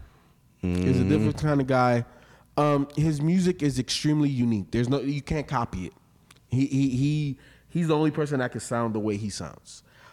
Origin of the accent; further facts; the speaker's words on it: Miami, Florida, United States; I grew up in Little Haiti, so I grew up around it